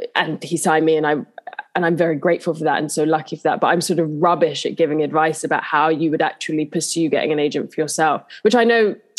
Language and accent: English; London, United Kingdom; also born or lived in Honor Oak Park; I grew up in Southeast London in Bermondsey